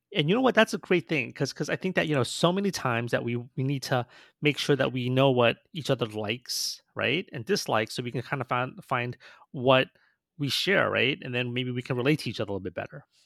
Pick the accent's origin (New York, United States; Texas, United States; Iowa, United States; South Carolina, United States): New York, United States; we grew up in New York, so we weren't really around a lot of, like, you know, water